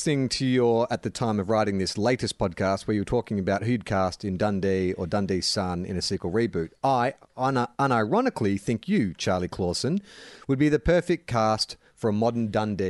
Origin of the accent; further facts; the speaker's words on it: New Zealand; They're all Australian, and I'm a Kiwi.